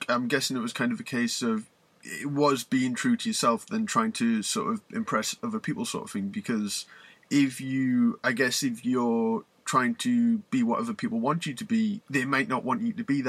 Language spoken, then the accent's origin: English; Newcastle, North East England, United Kingdom; I'm from Newcastle